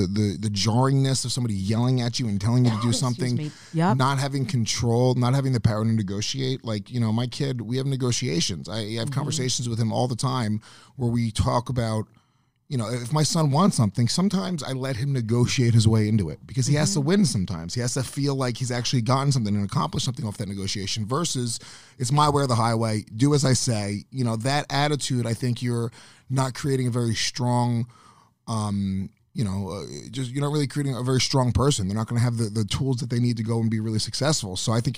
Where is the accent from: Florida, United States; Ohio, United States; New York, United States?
New York, United States; I grew up like the suburbs, like an hour north of here, Rockland County.